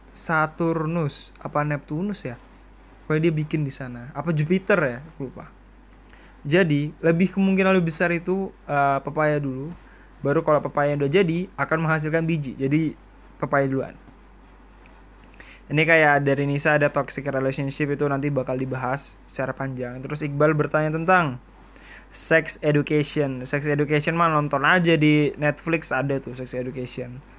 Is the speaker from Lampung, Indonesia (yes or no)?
no; Surakarta, Central Java, Indonesia; accent: Solo; tapi aku coba bilang yang oh enggak pak uh, aku dari Solo aku bilang kayak gitu oh ala gitu mas soalnya kelihatan dari logat-logatnya sampai ini kayak logat-logat dari Solo